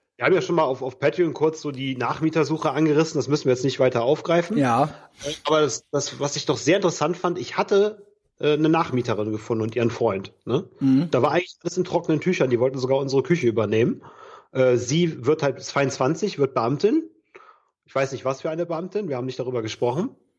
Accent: Bergisches Land, North Rhine-Westphalia, Germany; moved away as an adult; now in Cologne, Germany; meine Heimat, das Bergische Land

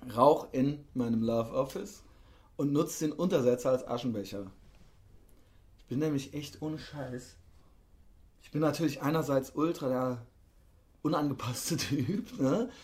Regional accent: Koblenz, Rhineland-Palatinate, Germany; In Koblenz, wo ich herkomme

